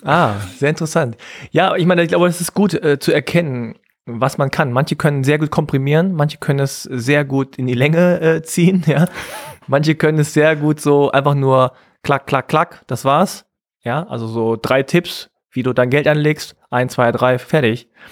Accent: Hanover, Lower Saxony, Germany; accent: Hochdeutsch; now in Berlin, Germany; als Norddeutscher aus Hannover ja, mit meinem Hochdeutsch

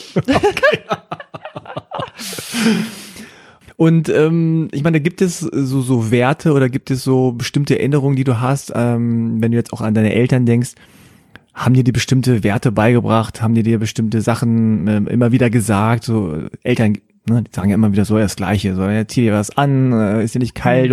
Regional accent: Hanover, Lower Saxony, Germany; ich bin in Hannover geboren.

